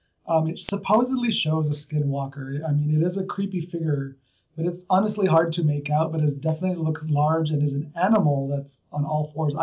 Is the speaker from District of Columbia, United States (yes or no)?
no; New Mexico, United States; Since I'm from New Mexico and obviously currently here